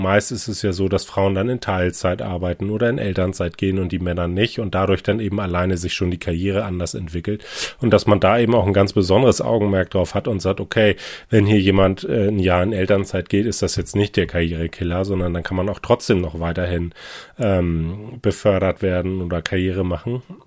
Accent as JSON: {"language": "German", "region": "Hamburg", "country": "Germany", "tie": "born or raised there", "said": "bin ein Hamburger Eigengewächs, hier geboren, aufgewachsen"}